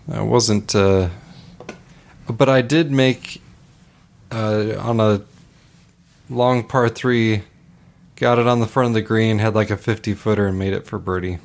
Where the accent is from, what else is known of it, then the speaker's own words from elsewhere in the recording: Hood River, Oregon, United States; It's my my hometown there